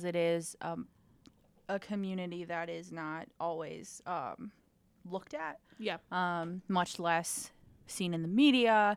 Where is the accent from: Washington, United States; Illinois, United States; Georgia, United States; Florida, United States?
Illinois, United States; Rockford; my hometown of Rockford